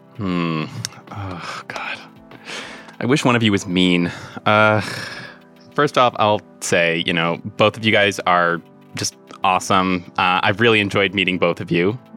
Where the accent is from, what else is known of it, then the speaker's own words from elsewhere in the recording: Marshfield, Massachusetts, United States; I'm 27 from Marshfield, Massachusetts.